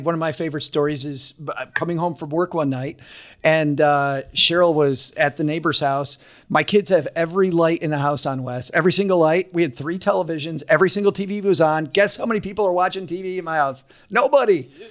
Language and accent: English; Kalamazoo, Michigan, United States; also born or lived in Detroit; I'm from Kalamazoo